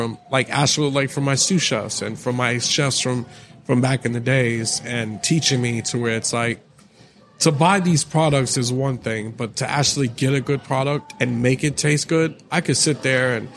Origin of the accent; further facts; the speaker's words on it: New York City, New York, United States; I grew up in the Bronx in New York